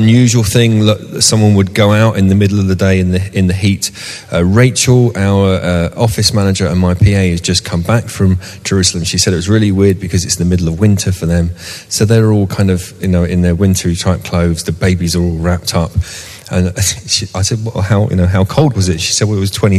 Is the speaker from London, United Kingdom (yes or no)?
yes; Southall, London, United Kingdom; moved away as an adult; also born or lived in Shepherd's Bush; now in Sunbury, United Kingdom; I grew up in Southall, and I lived in the same house